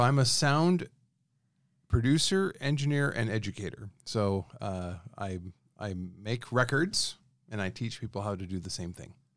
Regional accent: Reno, Nevada, United States; Born and raised in Reno, obviously, I was coming to Sparks growing up

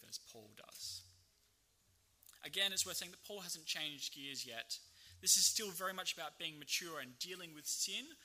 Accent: Australia; as an Australian

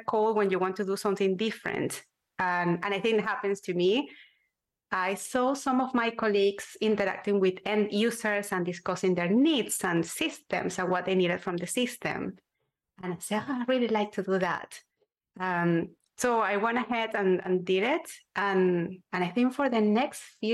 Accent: Venezuela; moved away as an adult; my home country, Venezuela, in Latin America

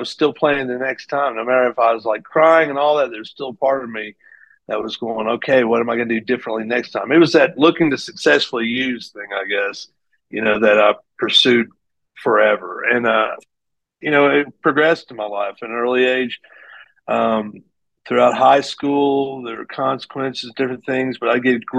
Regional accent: Greeneville, Tennessee, United States; I grew up in Greenville, Tennessee

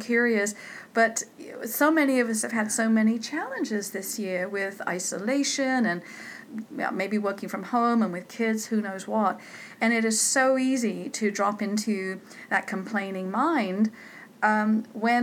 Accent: United Kingdom; I'm British.

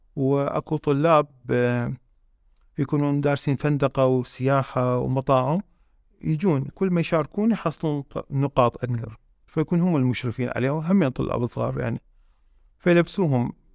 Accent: Iraq; احنا يعني في عندنا في العراق

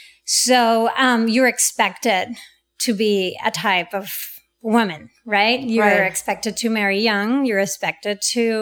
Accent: Durango, Mexico; moved away as an adult; also born or lived in Europe / Canada; now in Los Angeles, United States; I was born and raised in Mexico, as you said. I'm the youngest of four kids, and I moved to LA probably 15 years ago. I lived in Europe previously, in Canada.

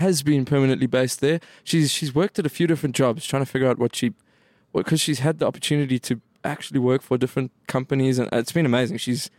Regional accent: Cape Town, Western Cape, South Africa; moved away; I was from Cape Town.

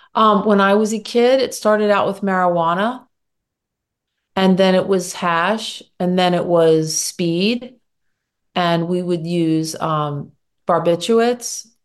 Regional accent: Philadelphia, Pennsylvania, United States; also born or lived in Michigan / Germany / New York; I grew up in the Philadelphia suburbs

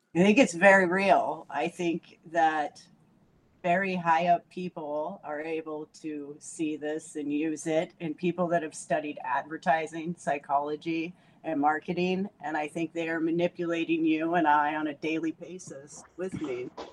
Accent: Washington, United States; I'm from Washington.

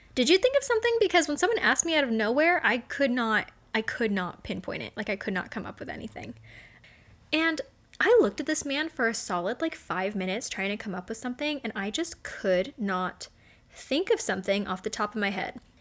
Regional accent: Las Vegas, Nevada, United States; I'm from Vegas. I'm from the desert

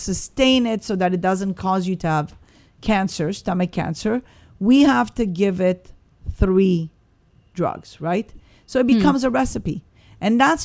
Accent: Morocco; moved away; I was born in Morocco. Mm-hmm. So I'm North African.

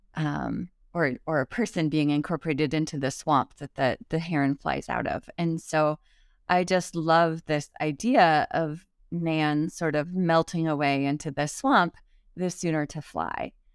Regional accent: Midwest, United States; where I grew up in the Midwest

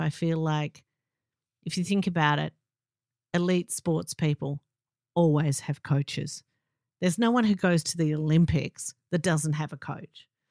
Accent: Melbourne, Victoria, Australia; I'm from Melbourne

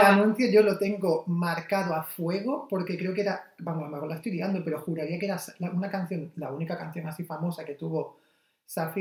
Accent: Almería, Andalusia, Spain; yo soy de Almería

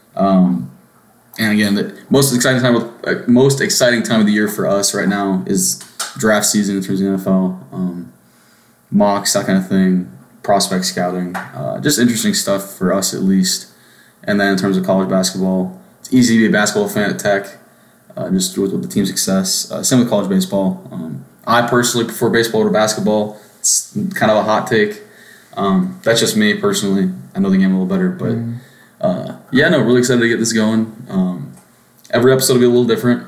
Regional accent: Austin, Texas, United States; I am from Austin, Texas

